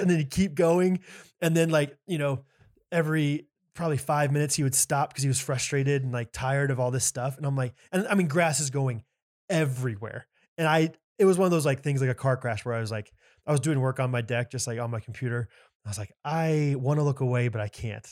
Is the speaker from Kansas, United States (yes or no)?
yes; Olathe, Kansas, United States; my hometown of Olathe, Kansas